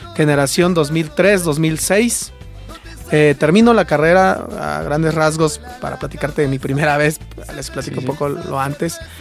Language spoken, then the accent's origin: Spanish; Santiago Yosondúa, Oaxaca, Mexico; moved away as an adult; soy originario de un pueblo de la Mixteca que se llama Santiago Yosondúa